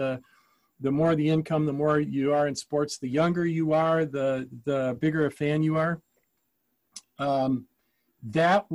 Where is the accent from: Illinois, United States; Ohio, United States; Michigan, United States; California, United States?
Michigan, United States; Ann Arbor; When I was growing up in Ann Arbor